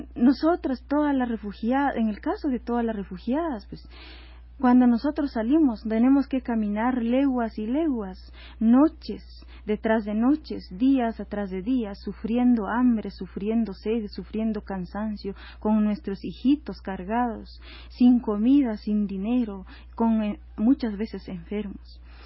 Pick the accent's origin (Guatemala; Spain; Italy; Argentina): Guatemala; moved away as an adult; now in Mexico; nosotros como mujeres guatemaltecas